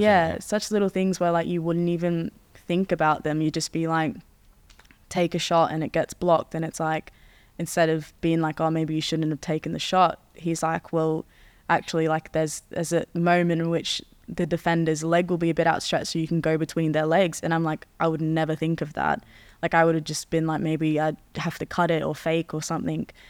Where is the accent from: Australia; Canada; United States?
Australia; also born or lived in Netherlands; now in England, United Kingdom; since we're in England, and it's a cold Christmas, and I'm from Australia.